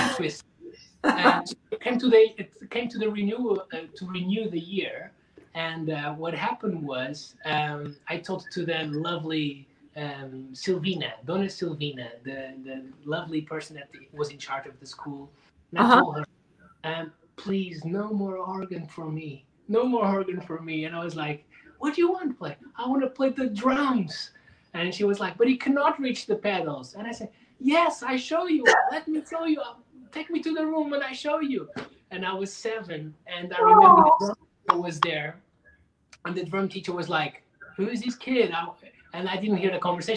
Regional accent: Portugal; English is a second language; moved away; also born or lived in Lisbon; Growing up in Portugal

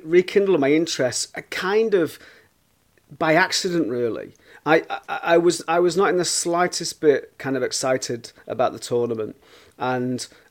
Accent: Manchester, North West England, United Kingdom; also born or lived in Leicester; I was brought up in Burnage in Manchester.

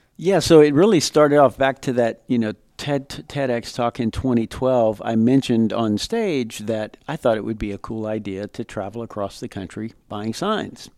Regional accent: Lafayette, Louisiana, United States; I grew up in Lafayette, Louisiana, part of a large Cajun family

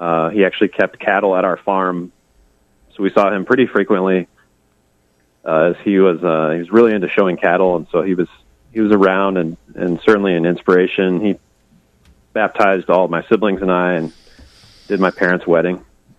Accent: Perry, Iowa, United States; And I grew up in outside of Perry, Iowa, on a farm there. And it's a family farm. We've been in our family for like 120 years or more now.

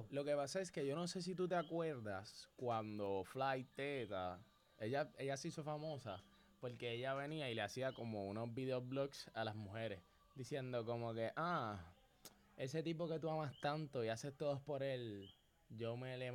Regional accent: Puerto Rico; somos puertorriqueños.

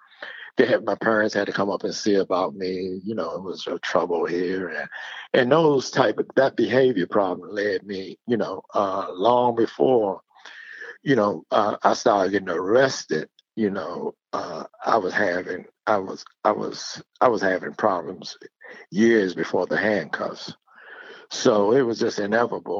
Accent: Washington, District of Columbia, United States; moved away as an adult; now in North Carolina, United States; I grew up in Washington, D.C. Washington, D.C. is my home.

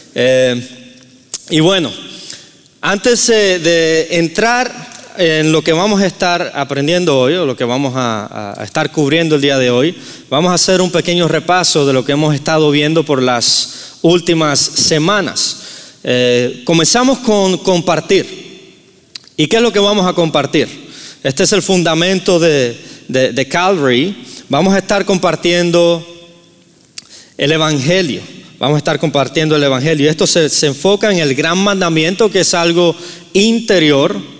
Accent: Cuba; moved away; soy nativo de Cuba, entonces si escuchan un acento raro es porque soy de Cuba

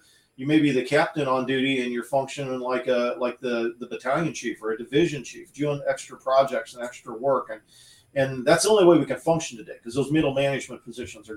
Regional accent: United States; I grew up in the Quad Cities

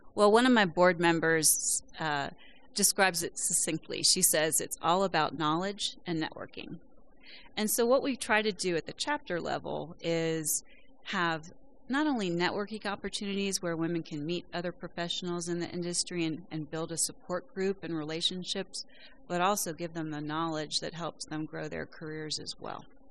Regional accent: West Virginia, United States; I'm from West Virginia

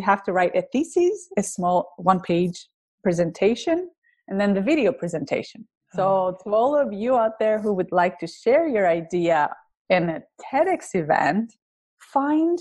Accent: Greece; accent: thick accent; English is a second language; now in United States; When I moved to the US, I originally come from Greece. You can tell by my thick accent.

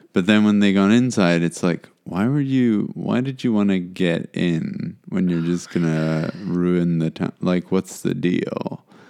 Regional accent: South Africa; as a South African

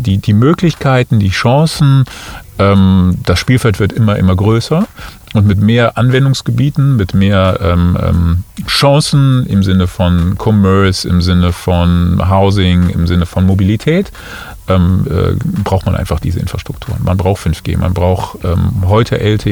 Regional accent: Cologne, North Rhine-Westphalia, Germany; moved away as an adult; also born or lived in Munich; now in Düsseldorf, Germany; ich bin gebürtiger Kölner.

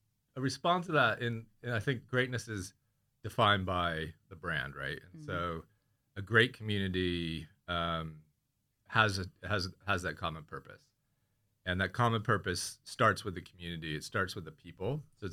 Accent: California, United States; now in London, United Kingdom; And I'm from Bay Area, California. I live in Crouch End.

